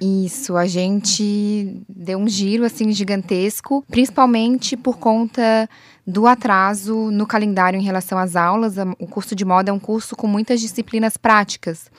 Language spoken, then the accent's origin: Portuguese; Florianópolis, Santa Catarina, Brazil; eu, como manezinha da ilha